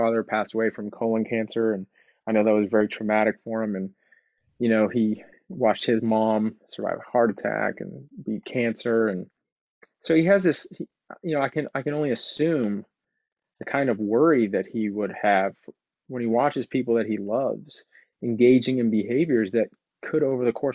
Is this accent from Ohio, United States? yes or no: no; Houston, Texas, United States; also born or lived in Los Angeles; now in Austin, United States; I grew up in Texas. I was born in 1982. All right. And, I'm sixth or seventh generation Houston Texan.